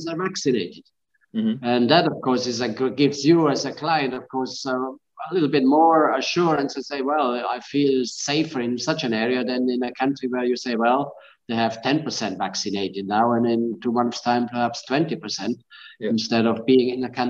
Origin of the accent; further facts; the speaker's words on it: Graubünden, Switzerland; moved away as an adult; also born or lived in Lebanon / Caribbean / Kenya; now in Dubai, United Arab Emirates; In Switzerland, we also are nicely situated, since I'm coming from Grisons and Graubünden, the mountainous area